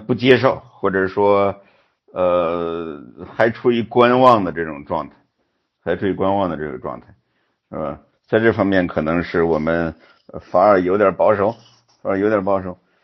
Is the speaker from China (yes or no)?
yes; China; 我们中国人